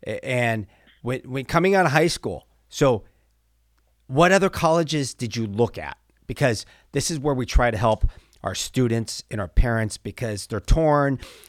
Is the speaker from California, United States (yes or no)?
yes; Pleasanton, California, United States; I'm from the East Bay, Pleasanton, California. Did a lot in the 209.